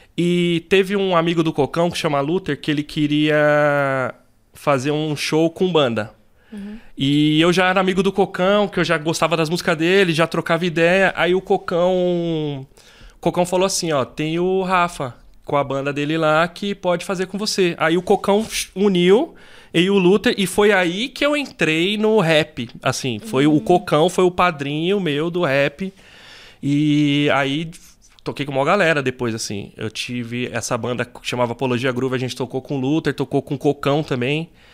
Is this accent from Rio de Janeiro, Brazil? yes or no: no; São Paulo, Brazil; also born or lived in Campo Limpo, São Paulo; eu sou do Jardim São Luís, eu nasci lá no Jardim São Luís ali no aqui na zona sul